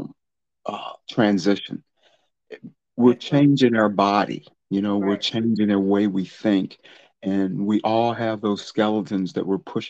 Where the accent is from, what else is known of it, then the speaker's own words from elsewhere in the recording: Charlottesville, Virginia, United States; I'm a native of Charlottesville in Alamar County. I lived in North Garden all my life.